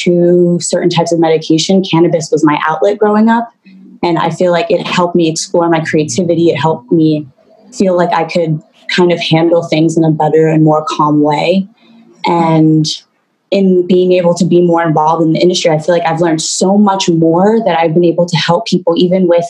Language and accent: English; New York City, New York, United States; moved away as an adult; also born or lived in Puerto Rico; I was born in Puerto Rico and I was raised in New York City in the heart of it. I grew up there